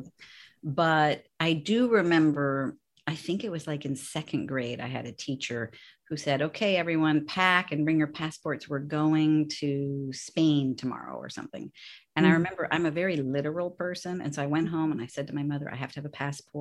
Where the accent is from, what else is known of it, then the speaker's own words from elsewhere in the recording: San Francisco, California, United States; So I'm born and raised in San Francisco, and my mom, who's 87, still lives in the house that I grew up